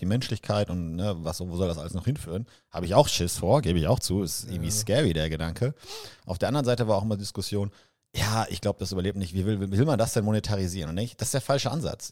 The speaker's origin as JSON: {"language": "German", "country": "Germany", "also_born_or_lived": "Vancouver, Canada", "said": "ich gehe jetzt zum ersten Mal als Deutscher"}